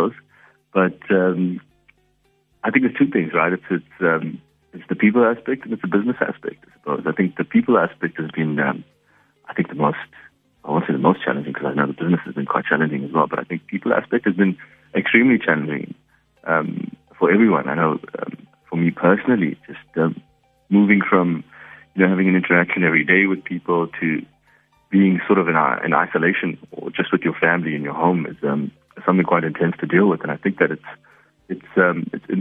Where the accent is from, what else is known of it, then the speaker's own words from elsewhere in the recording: South Africa; I'm an Indian man, but I am a South African as well